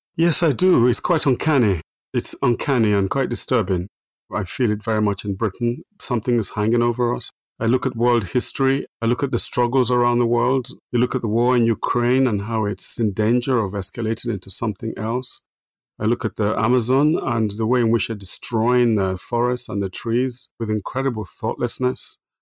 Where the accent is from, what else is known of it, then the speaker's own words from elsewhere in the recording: Nigeria; also born or lived in Minna, Nigeria; now in England; I was born in Nigeria, born in the middle of Nigeria, a place called Minna.